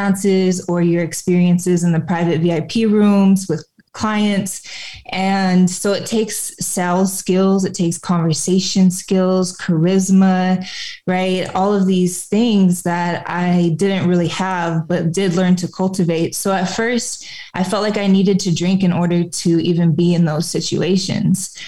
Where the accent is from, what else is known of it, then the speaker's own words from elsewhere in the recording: a suburb of Flint, Michigan, United States; So I was born in a suburb of Flint, Michigan, and that is where I grew up.